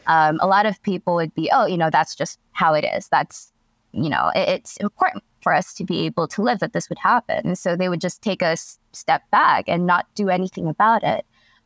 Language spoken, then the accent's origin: English; Philippines; So again, a little bit of background is I come from the Philippines, and the culture here, even if it has changed considerably, it's still very conservative.